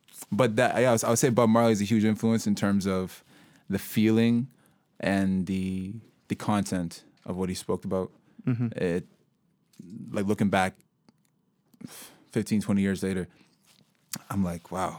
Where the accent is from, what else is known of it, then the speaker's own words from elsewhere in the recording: Guelph, Ontario, Canada; also born or lived in Sudan; now in Kitchener-Waterloo, Canada; I grew up in Guelph originally, and then I moved out to Kitchener-Waterloo approximately like 4 years ago.